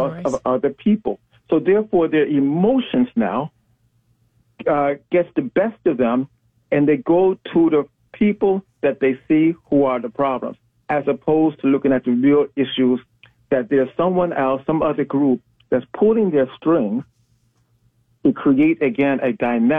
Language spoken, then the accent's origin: English; Chicago, Illinois, United States; We're both from the South Side